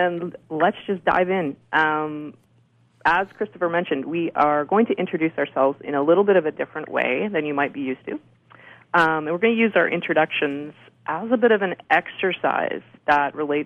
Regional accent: Canada; I'm Canadian.

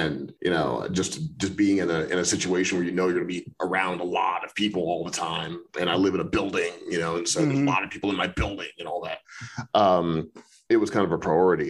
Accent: St. Louis, Missouri, United States; moved away as an adult; also born or lived in Chicago / New York; now in Los Angeles, United States; I was born in Chicago, but I don't remember it because I moved to St. Louis when I was like 1 year old or something. So I grew up in Missouri.

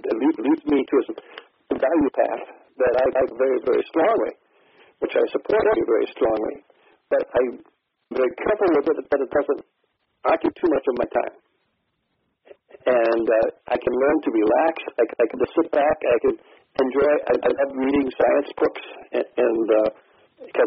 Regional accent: Ohio, United States; I'm from Ohio

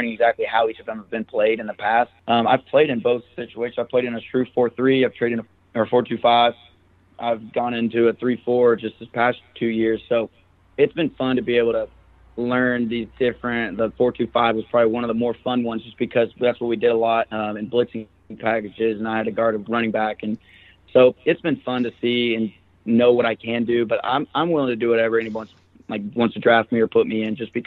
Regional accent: Arkansas, United States; I'm from Arkansas

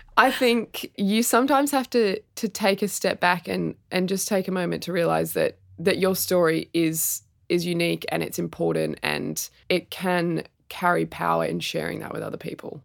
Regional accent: Sydney, New South Wales, Australia; moved away as an adult; also born or lived in Melbourne; I grew up in Sydney

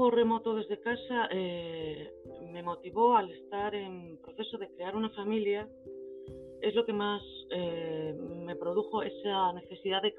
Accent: Santander, Cantabria, Spain; yo soy natural de Santander, una ciudad costera preciosa al norte de España.

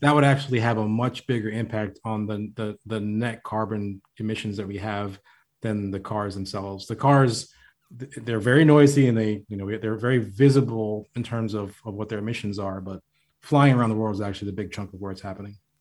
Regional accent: Florida, United States; moved away; I'm from Florida originally

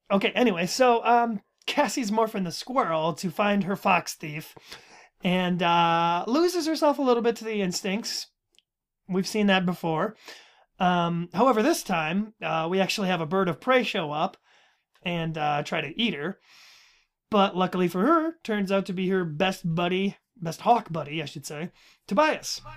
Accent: Minnesota, United States; it's just kind of how it comes out when you're talking really fast. It's just, it's Minnesota

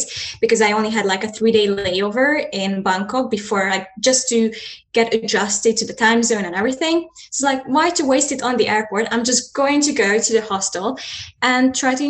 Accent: Hungary; I'm a Hungarian and I live close to Ukrainian and Romanian border

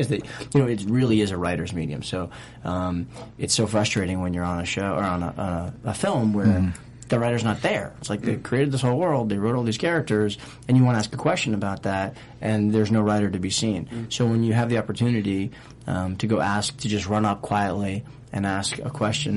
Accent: Boston, Massachusetts, United States; I'm from Boston

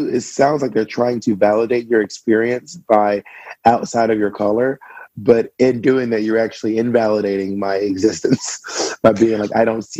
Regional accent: the South, United States; also born or lived in Columbus, Georgia / Alabama / Mississippi; I was raised in Georgia, Alabama, and Mississippi.

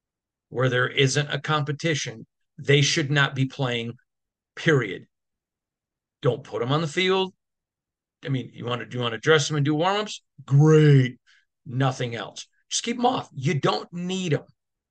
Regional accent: Midwest, United States; now I grew up in the Midwest

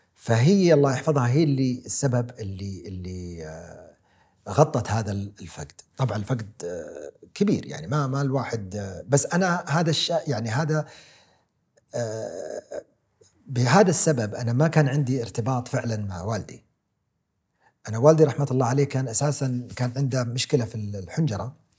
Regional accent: Saudi Arabia; ولدت اني سعودي اولا ومن هالعائله

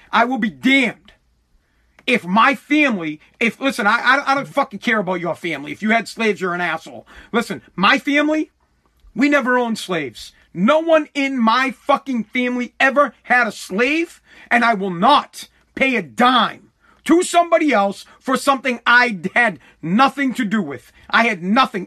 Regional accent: United States; I'm American. I am American. I'm not Native American. I'm not Italian. I'm American

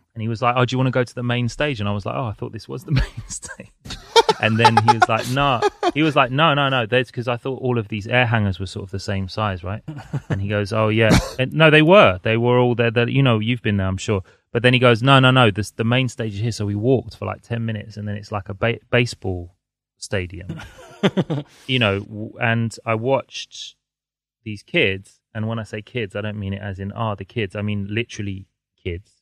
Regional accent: London, United Kingdom; I'm a Londoner, so I've grown up here.

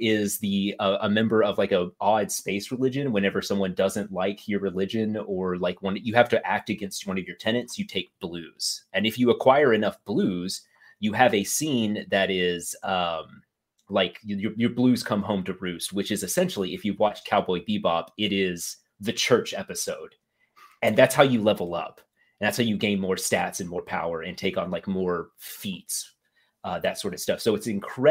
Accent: United States; As an American

